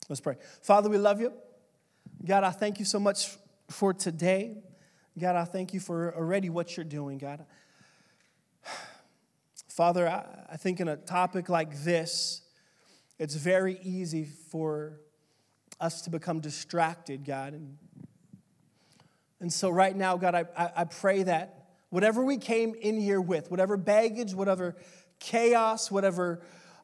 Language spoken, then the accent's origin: English; California, United States; moved away as an adult; also born or lived in Dallas, Texas; I told them California